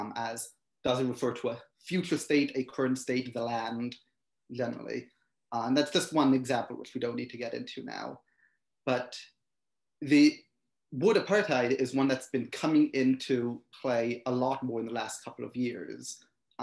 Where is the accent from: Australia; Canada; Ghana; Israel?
Israel; moved away as an adult; now in United States; I was born in the United States, but I mostly grew up in Israel. I lived there from age 6 until 21 before I came back to the United States.